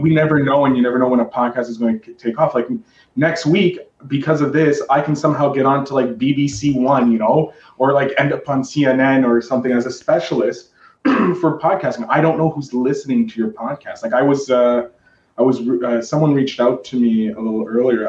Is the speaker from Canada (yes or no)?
yes; Canada; I'm Canadian